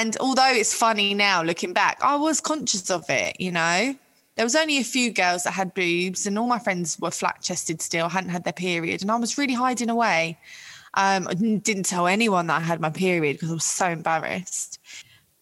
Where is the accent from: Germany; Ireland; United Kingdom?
United Kingdom; London; I'm from Ealing in West London